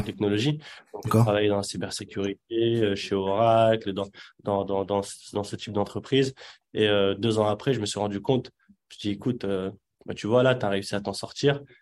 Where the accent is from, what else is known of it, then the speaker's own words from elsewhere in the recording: Yvelines, Île-de-France, France; French is a second language; also born or lived in Casablanca, Morocco; je suis né à Casablanca. Je suis arrivé très jeune, à l'âge de, 5-6 ans. Et puis, j'ai grandi principalement dans, dans les Yvelines.